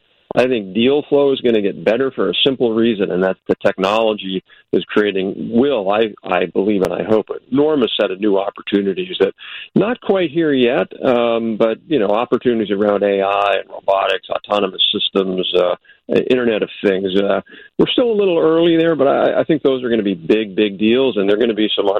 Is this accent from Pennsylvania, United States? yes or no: no; Chicago, Illinois, United States; moved away; I'm a Chicagoan, a native. I grew up on the north side